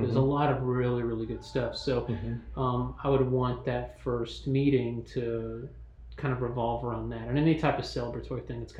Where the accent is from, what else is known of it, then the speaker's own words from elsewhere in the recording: Newnan, Georgia, United States; That's where I grew up, Noonan, Sharpsburg area.